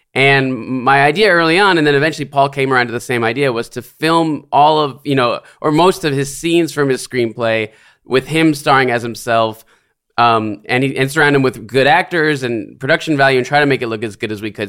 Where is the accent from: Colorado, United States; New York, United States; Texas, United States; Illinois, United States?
New York, United States; New York City; grew up in the Bronx in New York.